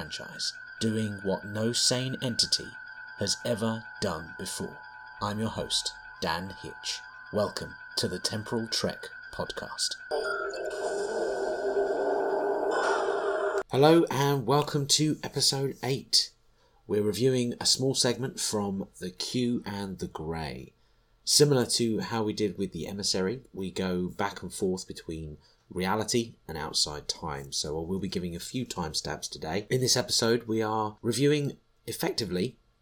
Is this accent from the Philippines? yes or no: no; United Kingdom; as a Brit watching this, we didn't really study American Civil War history